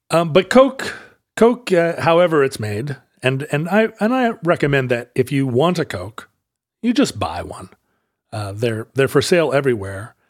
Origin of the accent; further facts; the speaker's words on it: United States; also born or lived in Seattle, Washington / Alaska; Growing up partly in Seattle and partly in Alaska, we said pop